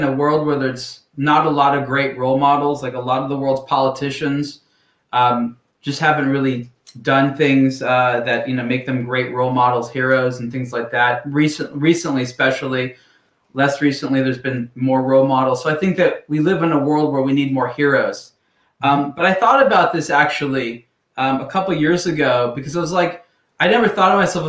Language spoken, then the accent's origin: English; Los Angeles, California, United States; also born or lived in San Francisco; I grew up very close to where I'm living right now in Los Angeles.